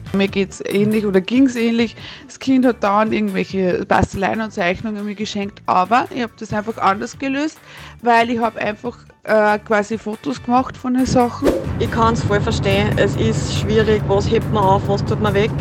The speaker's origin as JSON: {"language": "German", "region": "Upper Austria", "country": "Austria", "said": "bei uns in Oberösterreich"}